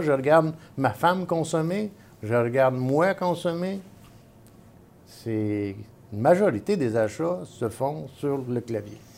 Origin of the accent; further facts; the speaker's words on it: Montreal, Quebec, Canada; je suis un vrai Montréalais